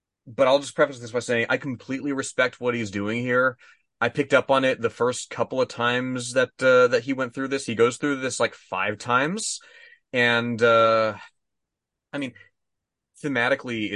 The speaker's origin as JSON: {"language": "English", "region": "Texas", "country": "United States", "tie": "born or raised there", "said": "I was born in Texas"}